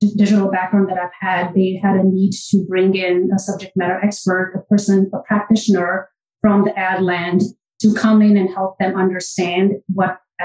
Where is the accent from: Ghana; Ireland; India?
India; moved away as an adult; now in New York City, United States; I am born and raised in India, and I've kind of like done my education in India, and I moved here probably around 20 years ago